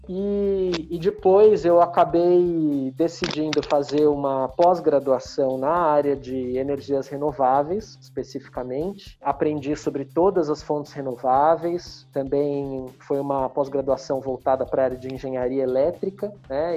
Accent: São Paulo, Brazil; paulista paulistano de São Paulo, é, nascido e criado em São Paulo

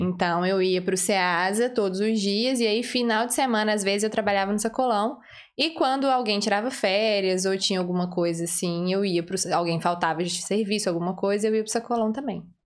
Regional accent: Belo Horizonte, Minas Gerais, Brazil; accent: mineira; moved away as an adult; Sou de Belo Horizonte mesmo.

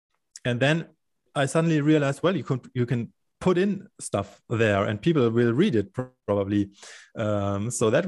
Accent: Munich, Bavaria, Germany; here in Munich, in my hometown

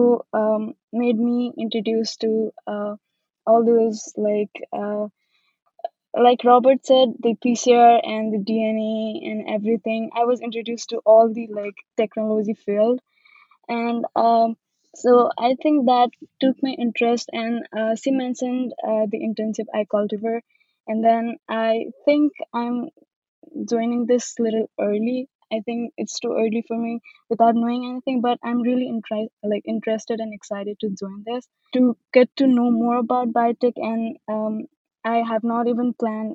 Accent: Nepal; moved away as an adult; now in California, United States; I'm an international student from Nepal. I recently moved to U.S.

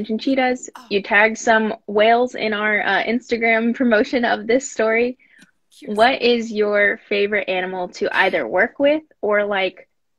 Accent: El Dorado, Kansas, United States; also born or lived in Wichita, Kansas; Sedgwick County, it's where my hometown is. I'm from El Dorado and Wichita.

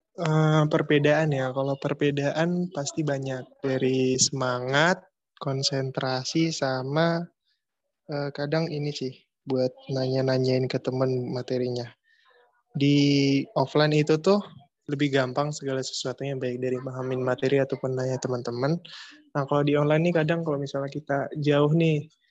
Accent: Jambi, Indonesia; aku asalnya dari Jambi

